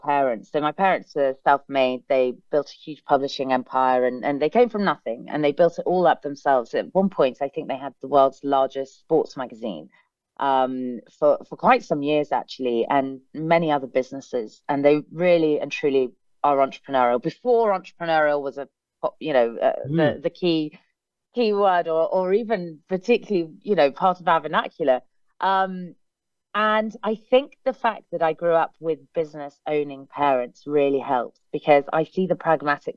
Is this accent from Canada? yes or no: no; England, United Kingdom; I'm very English